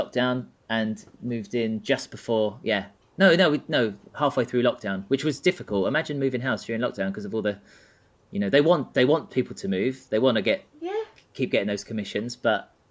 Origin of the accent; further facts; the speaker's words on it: Tilbury, East of England, United Kingdom; now in Southend-on-Sea, United Kingdom; I came from Tilbury. I'm now in sunny Southend